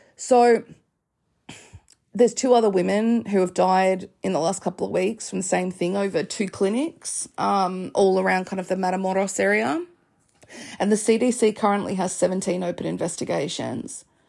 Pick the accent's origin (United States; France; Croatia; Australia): Australia; as an Australian